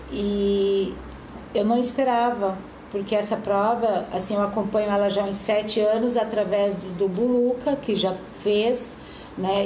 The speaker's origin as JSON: {"language": "Portuguese", "town": "Cascavel", "region": "Paraná", "country": "Brazil", "tie": "born or raised there", "also_born_or_lived": "Blumenau", "moved": "yes", "lives_now": "Gaspar, Brazil", "said": "Eu sou natural de Cascavel do Paraná, mas moro em Gaspar já há 10 anos."}